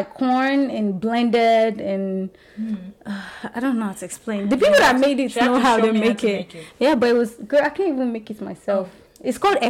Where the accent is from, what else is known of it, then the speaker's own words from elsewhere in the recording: Nigeria; now in United States; I said, I'm from Nigeria.